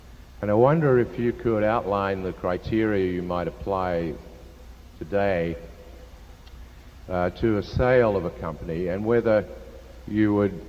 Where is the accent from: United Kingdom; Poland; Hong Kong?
Hong Kong; from Hong Kong.